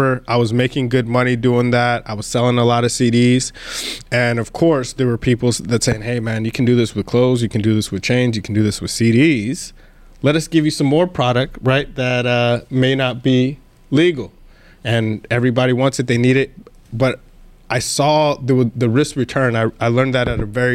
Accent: El Paso, Texas, United States; accent: twang; I grew up in El Paso, Fort Bliss.

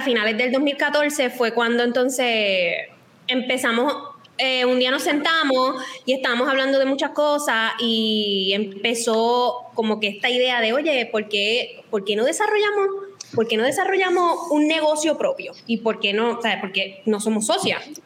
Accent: Cabo Rojo, Puerto Rico; toda la vida ambas somos de Cabo Rojo

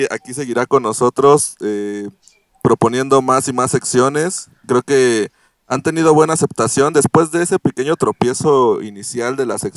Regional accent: Mexico; yo soy mexicano, güey.

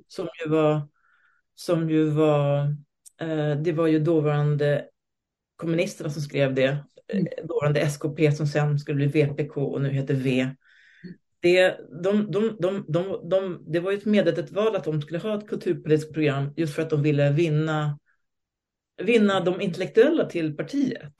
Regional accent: Stockholm, Stockholm County, Sweden; also born or lived in Moscow; Jag är född i Stockholm på 60-talet med en svensk och en rysk förälder

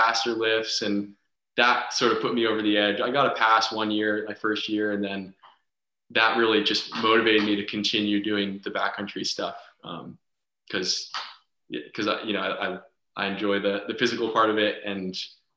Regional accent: Charlotte, Vermont, United States; also born or lived in Huntington, Vermont / Colorado; I grew up in Charlotte

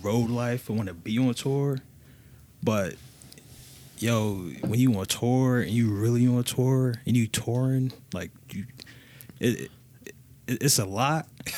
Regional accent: Connecticut, United States; I'm from Connecticut

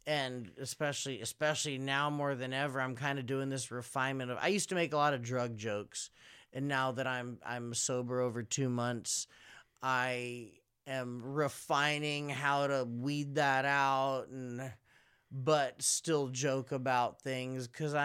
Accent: Philippines; I'm Filipino. So because my look is kind of ambiguous, I can make jokes about different races of people

